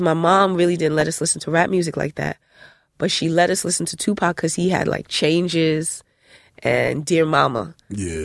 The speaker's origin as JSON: {"language": "English", "town": "Elizabeth", "region": "New Jersey", "country": "United States", "said": "I'm from Elizabeth"}